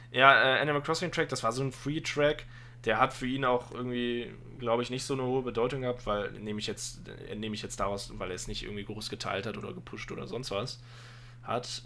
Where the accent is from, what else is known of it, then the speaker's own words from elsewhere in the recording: Aachen area, North Rhine-Westphalia, Germany; ich komme aus der Gegend Aachen. Also Aachen ist die nächste Stadt bei mir. Äh, ich, ich habe zwischen der Eifel und Aachen gewohnt. Äh, Aachen ist quasi Heimat